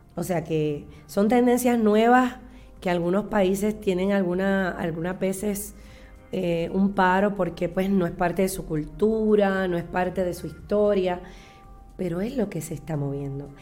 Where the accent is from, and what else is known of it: Puerto Rico